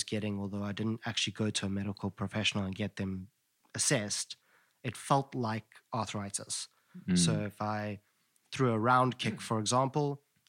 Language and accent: English; Johannesburg, Gauteng, South Africa; I grew up in Johannesburg